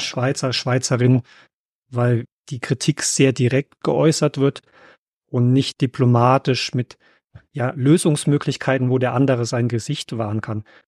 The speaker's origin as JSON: {"language": "German", "country": "Germany", "said": "für uns Deutsche"}